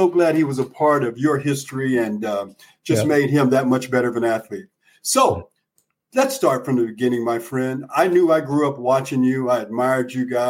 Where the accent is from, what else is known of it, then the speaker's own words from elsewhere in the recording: Arizona, United States; I grew up in Arizona